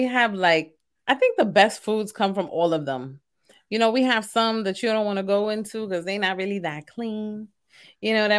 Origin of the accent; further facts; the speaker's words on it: New York City, New York, United States; also born or lived in Queens, New York; I was born and raised in East New York, and then I currently live in Queens